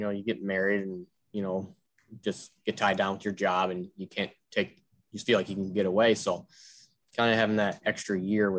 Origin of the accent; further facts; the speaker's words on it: New York, United States; moved away as an adult; now in Minnesota, United States; but I grew up in New York, went to turf school at SUNY Global School in Ohio State.